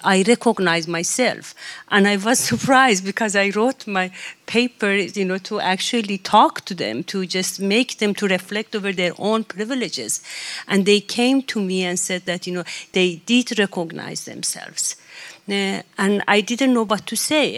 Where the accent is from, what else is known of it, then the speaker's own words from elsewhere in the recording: Tehran, Tehran Province, Iran; now in Sweden; as somebody who come from the capital and was born in Tehran